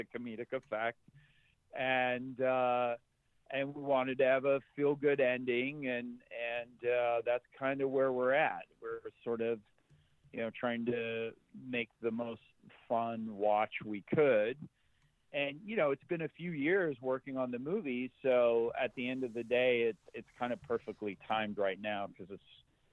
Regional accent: Zimbabwe; now in United States; I grew up in Zimbabwe and watched a lot of Westerns at the drive-in theater, and then moved here in the mid-80s to the United States

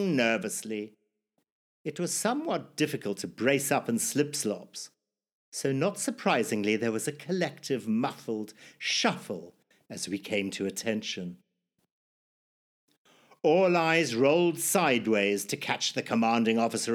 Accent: Zimbabwe; born or raised there

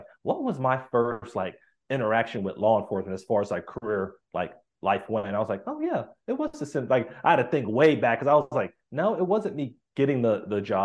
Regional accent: Miami, Florida, United States; I grew up in Miami, Florida

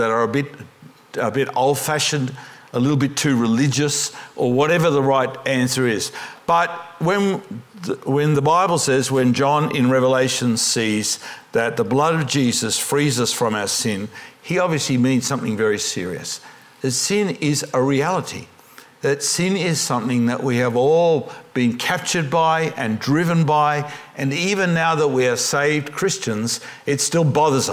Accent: Australia; I'm an Australian Pentecostal

